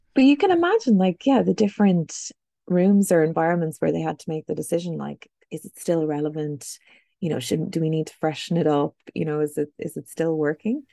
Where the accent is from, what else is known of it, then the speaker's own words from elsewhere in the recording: Buffalo, New York, United States; moved away; I grew up in Buffalo, New York